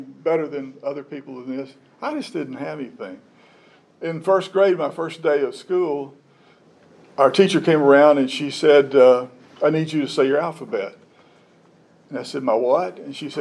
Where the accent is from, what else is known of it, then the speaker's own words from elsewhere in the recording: Jackson, Tennessee, United States; also born or lived in Huntington, Tennessee; So in my growing up years, I spent my summers in Huntington and my other time in Jackson, Tennessee. And really, I grew up in Jackson.